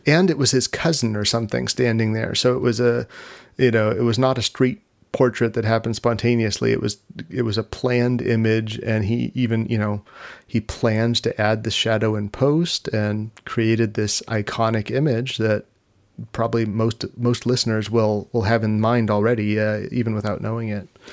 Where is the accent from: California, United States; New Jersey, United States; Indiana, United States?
California, United States; Long Beach; I grew up in Long Beach in California, which is about an hour from Hollywood.